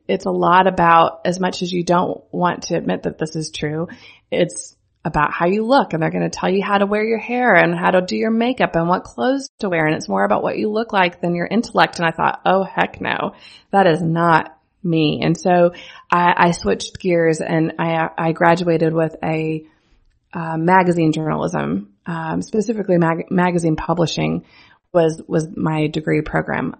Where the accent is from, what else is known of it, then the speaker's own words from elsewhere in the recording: central Missouri, United States; I am from central Missouri. I grew up on a farm an hour east of Kansas City